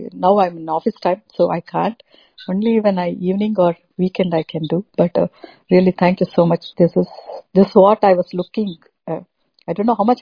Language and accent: English; Bangalore, Karnataka, India; now in United States; I'm from Bangalore, so. But I stay in US